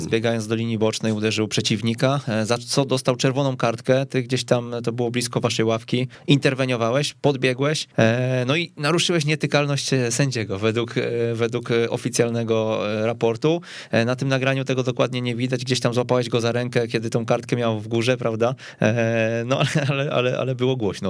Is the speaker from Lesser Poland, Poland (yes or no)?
no; Kępno, Greater Poland, Poland; pochodzę z Kępna